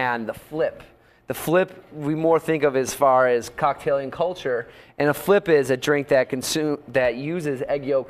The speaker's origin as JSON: {"language": "English", "region": "Northeast", "country": "United States", "moved": "yes", "said": "I'm from the Northeast originally"}